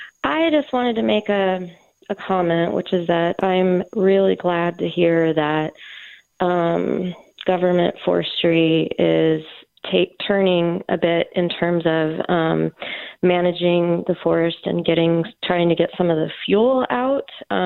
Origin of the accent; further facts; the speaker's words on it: Northern California, United States; now in San Francisco, United States; I grew up in Northern California and come from 5-6 generations of loggers. And I've lived in San Francisco for 30 years, and I've taken a lot of heat for coming from a logger family.